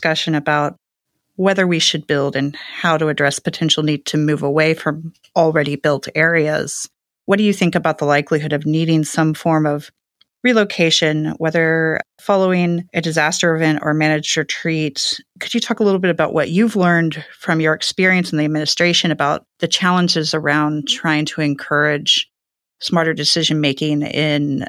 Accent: Houston, Texas, United States; I'm actually from Houston

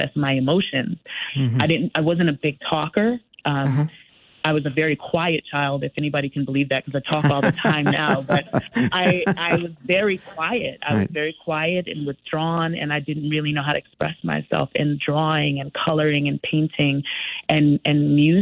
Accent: Stamford, Connecticut, United States; Though I did not grow up in Bridgeport, I grew up in Stamford. I did grow up in the projects of Stamford

